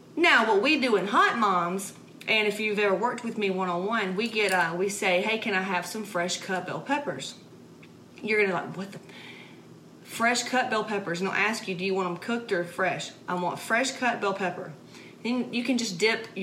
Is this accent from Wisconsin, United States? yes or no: no; Atlanta, Georgia, United States; I'm from Atlanta, Georgia